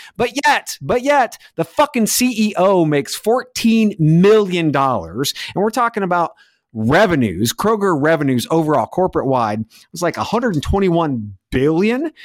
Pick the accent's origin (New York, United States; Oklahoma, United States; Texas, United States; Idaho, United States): Texas, United States; now in Indiana, United States; being a Texan